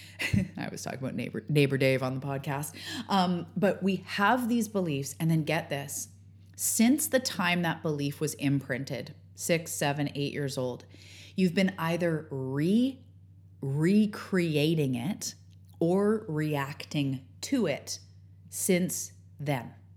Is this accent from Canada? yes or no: yes; Canada; outing myself as Canadian